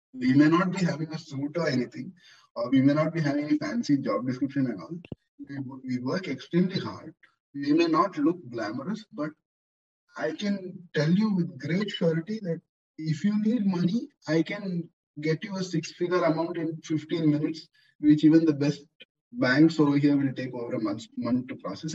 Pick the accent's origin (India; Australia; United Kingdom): India; now in Dubai, United Arab Emirates; I'm Indian by culture